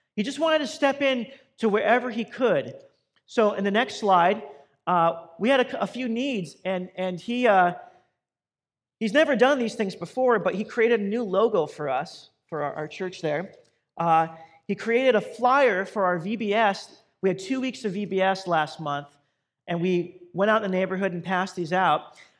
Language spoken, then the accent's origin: English; Boise, Idaho, United States; moved away as an adult; also born or lived in Southern California; now in Compton, United States; I grew up in Boise, Idaho